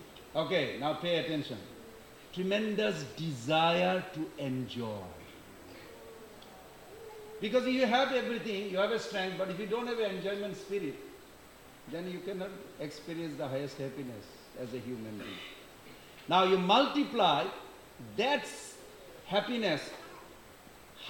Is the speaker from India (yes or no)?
yes; India; moved away; I was born in India